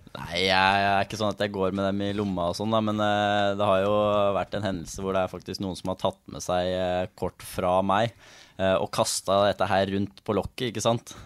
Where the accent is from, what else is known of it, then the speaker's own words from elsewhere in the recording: Elverum, Innlandet, Norway; jeg er jo fra Elverum